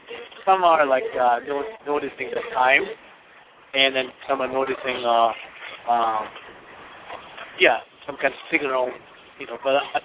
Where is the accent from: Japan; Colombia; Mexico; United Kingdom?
Japan; English is a second language; moved away as an adult; now in United States; I was born and raised in Japan, and I moved to this country about 15 years ago.